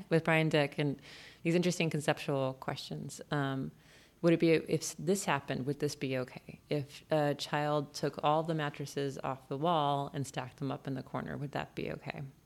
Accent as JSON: {"language": "English", "region": "California", "country": "United States", "tie": "born or raised there", "also_born_or_lived": "Boston", "moved": "yes", "said": "I was born in California, moved to Boston."}